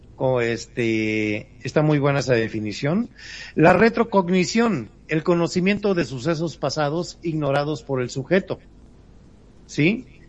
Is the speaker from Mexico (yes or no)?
yes; Mexico; como buenos mexicanos